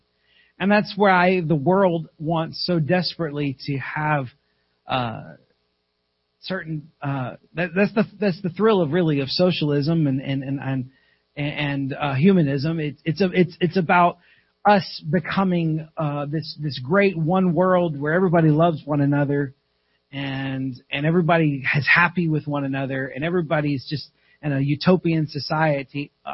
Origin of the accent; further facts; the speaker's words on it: South Carolina, United States; My wife and I was raised in South Carolina.